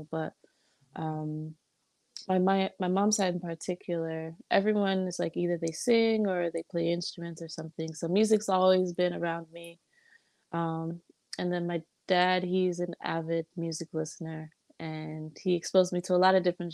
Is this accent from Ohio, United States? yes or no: no; Chicago, Illinois, United States; now in California, United States; I was born in Chicago, born and raised in Chicago